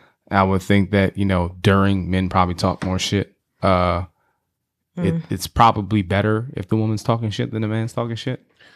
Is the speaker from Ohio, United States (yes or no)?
no; Chicago, Illinois, United States; I'm from Chicago, and you sound like ….